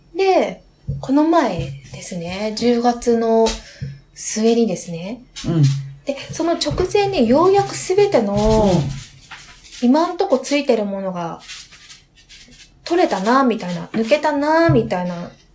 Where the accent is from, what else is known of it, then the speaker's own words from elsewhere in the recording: Niigata, Japan; 私、新潟県出身なんで、家に新米があったんですよ